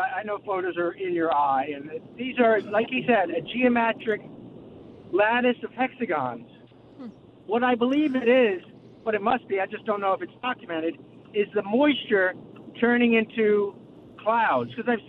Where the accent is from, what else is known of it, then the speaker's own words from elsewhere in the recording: New York City, New York, United States; I'm actually driving, but I'm from Queens.